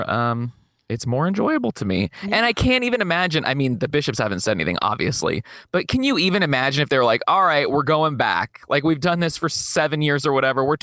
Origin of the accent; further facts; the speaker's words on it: California, United States; I've been born and raised in California.